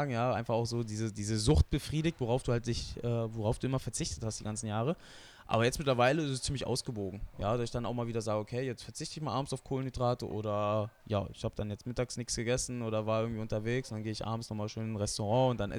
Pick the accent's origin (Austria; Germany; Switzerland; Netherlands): Germany; Wetzlar, Hesse; Ja, Wetzlar ist meine Heimat. Da bin ich einfach groß geworden.